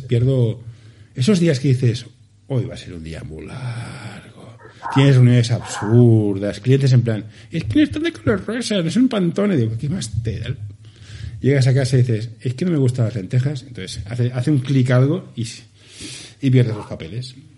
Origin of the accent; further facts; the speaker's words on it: Barcelona, Catalonia, Spain; somos del Carmelo